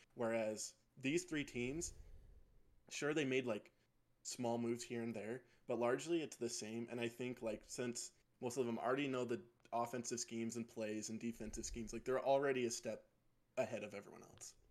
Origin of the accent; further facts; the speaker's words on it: South Jordan, Utah, United States; I'm from South Jordan, Utah